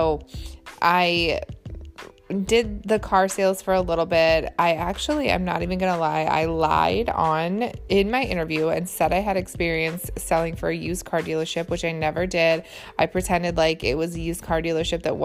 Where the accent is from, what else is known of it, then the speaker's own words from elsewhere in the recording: Michigan, United States; also born or lived in Boston; I'm from Michigan